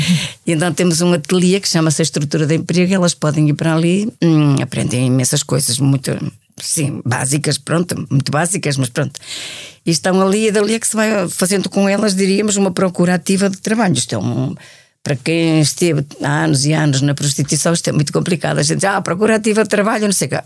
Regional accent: Braga, Norte, Portugal; moved away as an adult; also born or lived in Madrid / Colombia / Évora / Lisbon; eu sou de Braga, eu conheci as irmãs, eu estudava no liceu frente às irmãs

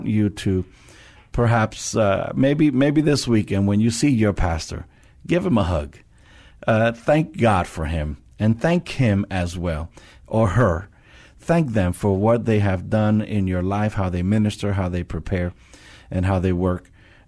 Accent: New York, United States; now in San Antonio, United States; I'm from New York

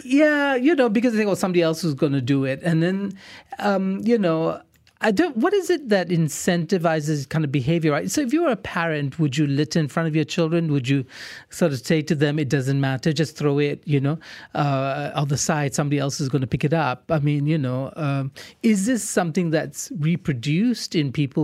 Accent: Singapore; now in Malaysia; I grew up in Singapore

